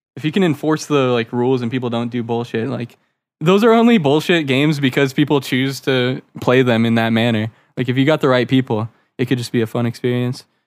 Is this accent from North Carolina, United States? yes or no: no; Florida, United States; born or raised there; also born or lived in Maryland